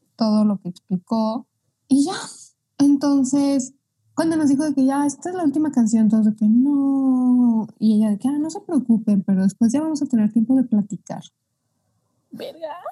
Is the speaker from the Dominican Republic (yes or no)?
no; Mexico; yo soy mexicana